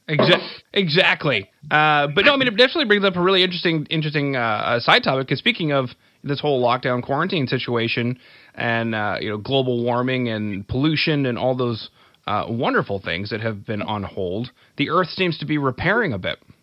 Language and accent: English; Canada; I'm from Canada